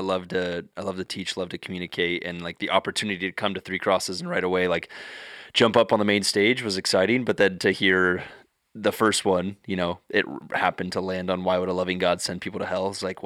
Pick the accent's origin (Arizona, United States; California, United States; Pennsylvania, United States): California, United States; Santa Clara; born there; also born or lived in Lake Arrowhead; I am actually originally from the Bay, which is kind of fun. I was born in Santa Clara, but I spent no time here.